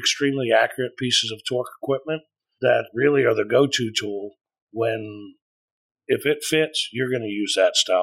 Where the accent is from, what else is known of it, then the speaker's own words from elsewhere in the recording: Tomball, Texas, United States; I grew up right here in Spring Tomball area.